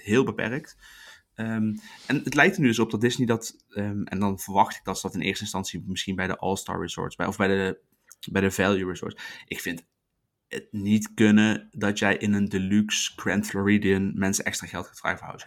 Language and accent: Dutch; Netherlands